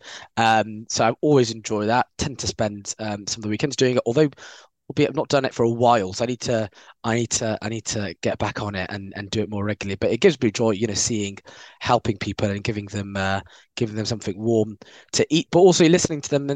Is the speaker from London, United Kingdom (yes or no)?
yes; London, United Kingdom; I live in South London now, but I'm from West London